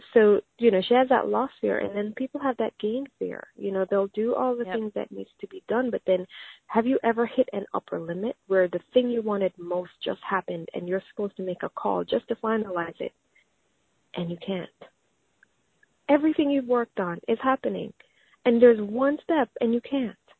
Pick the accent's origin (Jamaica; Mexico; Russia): Jamaica; I grew up in Jamaica